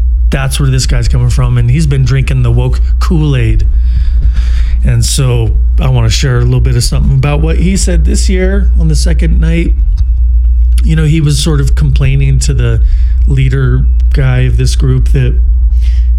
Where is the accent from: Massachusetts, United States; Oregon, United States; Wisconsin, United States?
Oregon, United States; Portland; moved away; the once great city of Portland, Oregon, which is my hometown